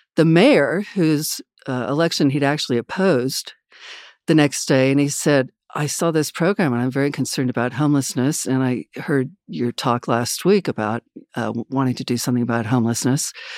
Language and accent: English; Wichita, Kansas, United States; I grew up in Wichita, Kansas